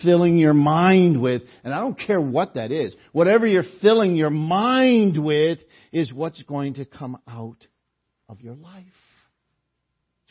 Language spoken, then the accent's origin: English; New Haven, Connecticut, United States; growing up in the Gospel Hall on Newhall Street in New Haven